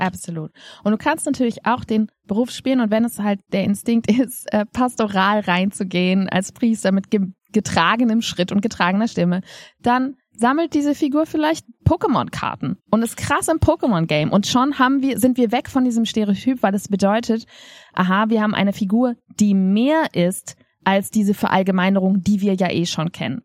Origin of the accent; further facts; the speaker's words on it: Germany; wir als Deutsche